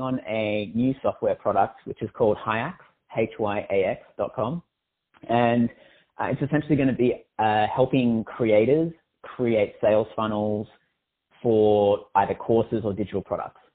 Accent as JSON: {"language": "English", "country": "Australia", "said": "I'm Australian"}